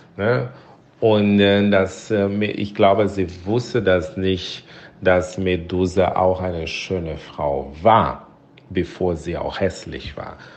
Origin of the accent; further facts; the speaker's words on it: Brazil; German is a second language; moved away; ich komme aus Brasilien